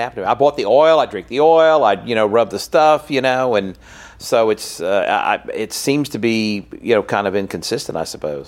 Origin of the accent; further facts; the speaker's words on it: Louisiana, United States; in my home state